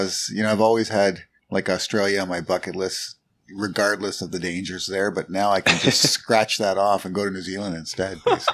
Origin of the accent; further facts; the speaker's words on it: Canada; we are based in Toronto, even though Nee is an Aussie. He is based in Toronto with me, and I grew up in Canada.